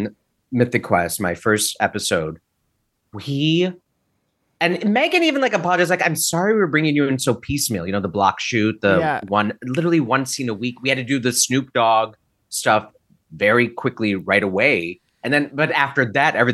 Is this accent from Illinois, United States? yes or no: yes; Naperville, Illinois, United States; growing up in Naperville, Aurora, Illinois